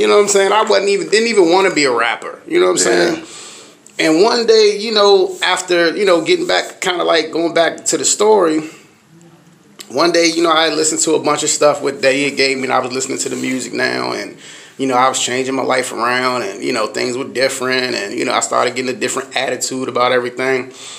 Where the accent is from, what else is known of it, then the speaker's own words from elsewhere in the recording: Washington, District of Columbia, United States; I'm from Uptown, D.C., represent on two streets, Uptown, Southeast, Baby Moms on 3rd Street, or something like that.